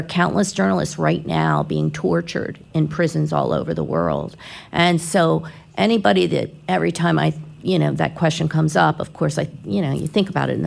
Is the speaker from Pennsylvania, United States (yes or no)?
yes; Philadelphia, Pennsylvania, United States; now in Florida, United States; I grew up in Philly